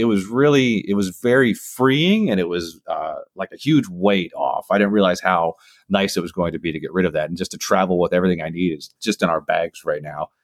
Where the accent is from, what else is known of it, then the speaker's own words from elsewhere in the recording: northern Minnesota, United States; moved away as an adult; also born or lived in Florida / Washington, D.C. / the Carolinas; I grew up in northern Minnesota, which is kind of up by Canada. And then I left at 18